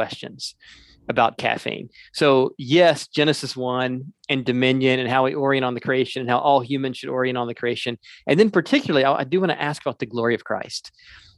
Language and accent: English; South Carolina, United States; moved away as an adult; also born or lived in the South; now in Minneapolis, United States; I'm originally from South Carolina. I came to Minneapolis in 2003